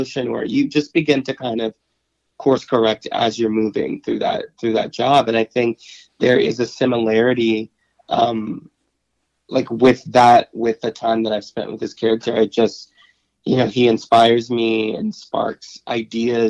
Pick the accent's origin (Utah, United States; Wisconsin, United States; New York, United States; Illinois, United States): Illinois, United States; Chicago; I was born and raised in Chicago